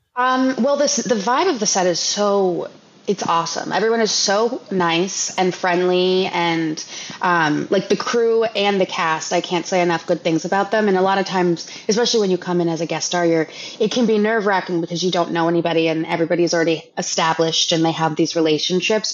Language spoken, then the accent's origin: English; Los Angeles, California, United States; I grew up in Los Angeles